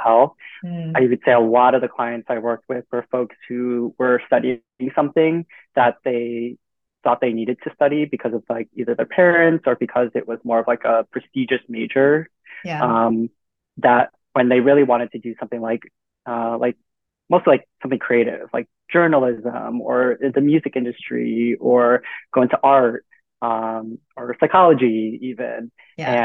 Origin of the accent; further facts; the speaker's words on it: New York City, New York, United States; moved away as an adult; born and raised in Queens